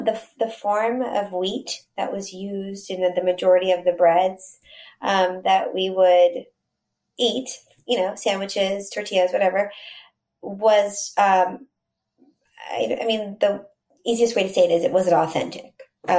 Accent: Texas, United States; So growing up in Texas and eating Mexican food

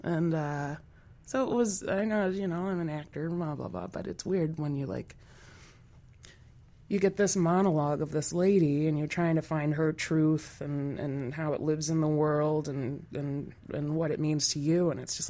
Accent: Wisconsin, United States; It's like, why would I ever move to Milwaukee? I'm from Wisconsin.

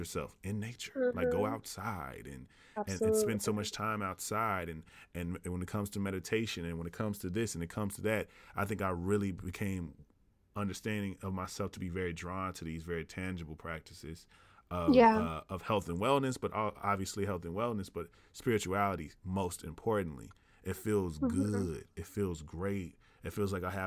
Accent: the South, United States; growing up in the South, you automatically have a introduction into faith

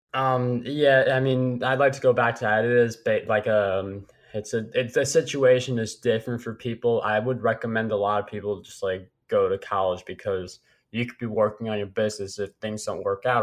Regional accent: New York, United States; as a New Yorker and you're a Red Sox fan

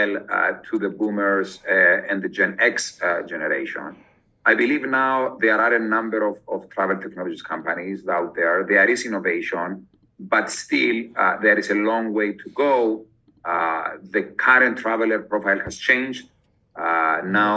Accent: Cyprus; moved away as an adult; also born or lived in London / Oxford; I am originally from Cyprus, which is a small island close to Greece.

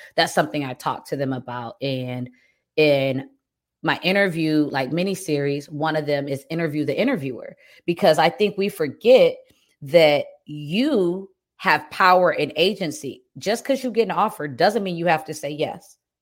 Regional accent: Detroit, Michigan, United States; moved away as an adult; also born or lived in Germany; now in Cayman Islands; I'm from right outside of Detroit, and I actually lived abroad as a kid, so I have both Detroit experience and living in Germany experience

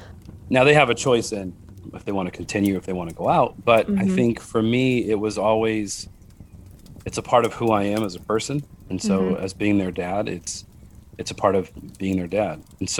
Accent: Utah, United States; We're really big on fry sauce because we're from Utah.

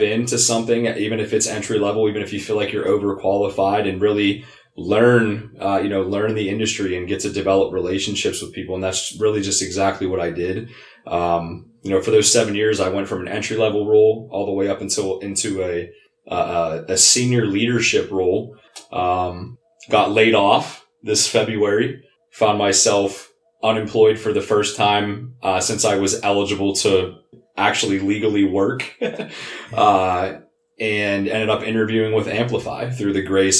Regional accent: Pittsburgh, Pennsylvania, United States; I'm born and raised in Pittsburgh. This is my city

